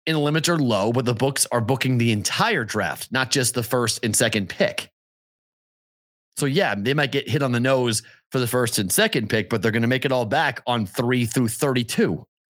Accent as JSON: {"language": "English", "region": "Massachusetts", "country": "United States", "moved": "yes", "said": "my home state"}